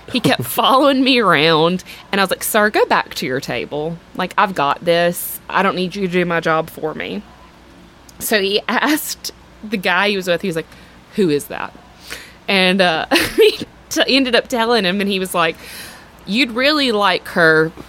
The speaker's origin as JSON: {"language": "English", "town": "Mobile", "region": "Alabama", "country": "United States", "said": "I'm from Mobile, Alabama."}